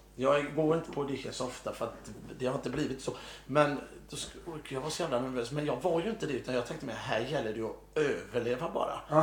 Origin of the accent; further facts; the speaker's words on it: Mölndal, Västra Götaland, Sweden; accent: Mölndal dialect; Jag är från Mölndal